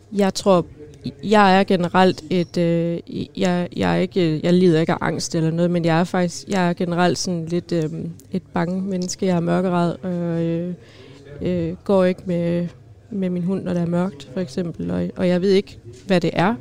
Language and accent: Danish; Skive, Central Denmark Region, Denmark; now in Aarhus, Denmark; jeg kommer fra Skive af